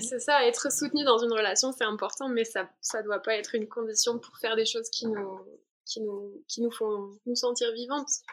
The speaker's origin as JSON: {"language": "French", "region": "Provence-Alpes-Côte d'Azur", "country": "France", "tie": "born or raised there", "moved": "yes", "said": "je viens du sud de la France. J'ai grandi sous le soleil des, des montagnes des Alpes-Maritimes"}